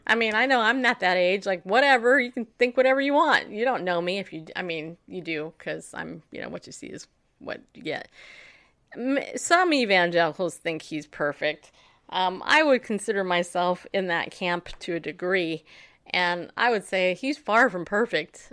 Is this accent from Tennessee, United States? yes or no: yes; Tennessee, United States; "Where are you from?" I'm like, "Tennessee."